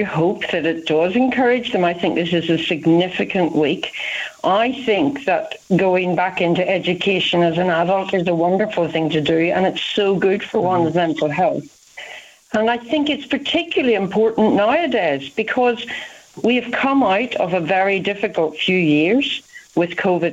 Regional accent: Ireland; moved away as an adult; now in United Kingdom; you can hear from my accent, I'm not from England, I'm from Ireland

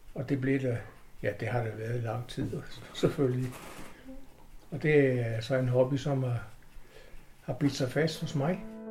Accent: Copenhagen, Capital Region of Denmark, Denmark; jeg kommer fra København, eller jeg er født i København

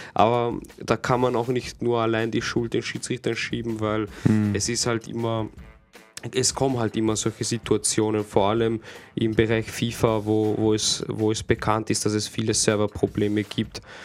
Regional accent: Austria; bei uns in Österreich

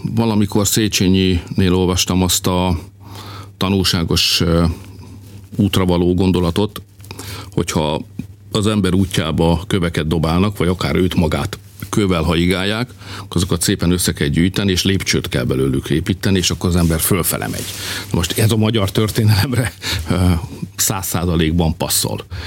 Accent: Hungary

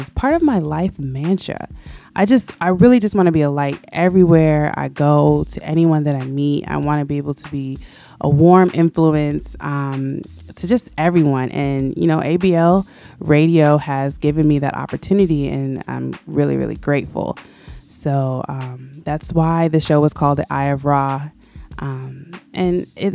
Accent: Florida, United States; also born or lived in Oakland, California; now in Atlanta, United States; But I was raised in Florida, in between South Florida and Central Florida

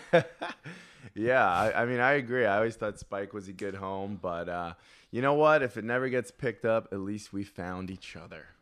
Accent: New York, United States; I was from New York

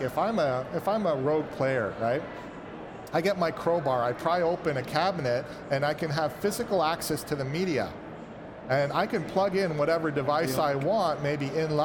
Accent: Vancouver, British Columbia, Canada; I'm from Vancouver, BC, and our local BC Hydro, which provides the power for the province

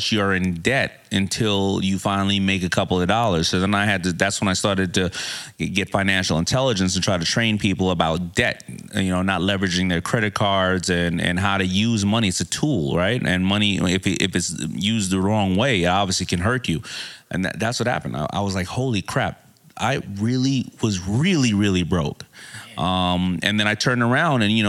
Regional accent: New York City, New York, United States; I'm from Hollis, Queens

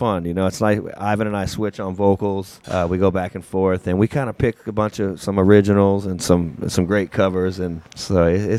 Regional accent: Sonoma County, Northern California, United States; moved away as an adult; also born or lived in Louisiana / Gulf Coast; now in Folsom, Louisiana, United States; I grew up in Sonoma County. Do you know where that's at? In Northern California. Yep. And been around the Gulf Coast and Louisiana, I guess, about 15, 16 years now.

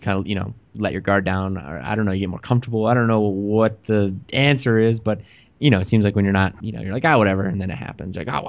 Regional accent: Texas, United States; now in Pittsburgh, United States; I grew up in Texas.

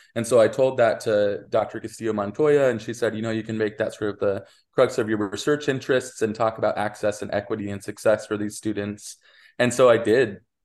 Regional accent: Wyoming, United States; moved away; I'm originally from Wyoming

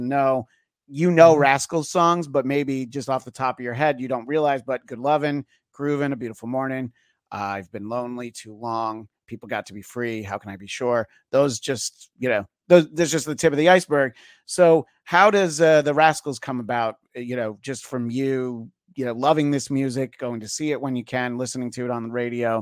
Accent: the New York area, United States; moved away as an adult; now in Los Angeles, United States; I've lived in LA for 20 years, but I grew up in the New York area

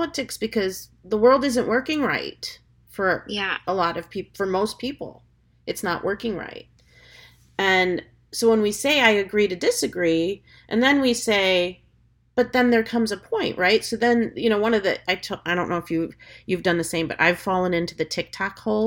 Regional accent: United States; now in Florida, United States; I'm as American as apple pie, hot dogs, bacon, and all of the above

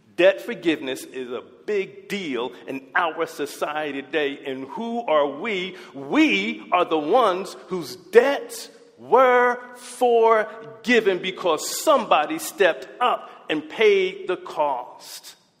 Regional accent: United States; our American presidents

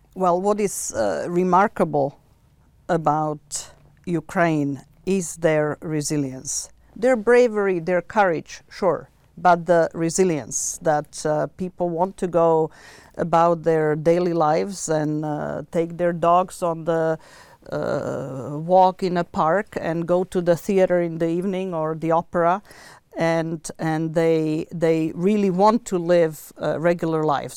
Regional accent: Bratislava, Bratislava Region, Slovakia; moved away; I was born in Bratislava

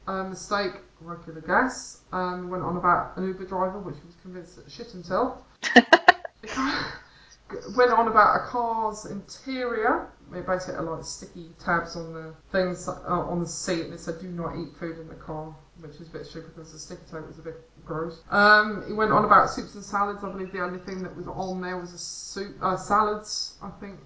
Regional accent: the North of England, United Kingdom; now in South of England, United Kingdom; I am actually a Northerner, but I live in the South. I was born up there.

